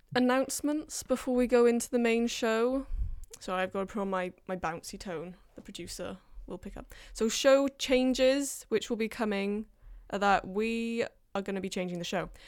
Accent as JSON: {"language": "English", "region": "England", "country": "United Kingdom", "tie": "born or raised there", "moved": "yes", "lives_now": "Wales", "said": "I was born in England and I got the accent from there"}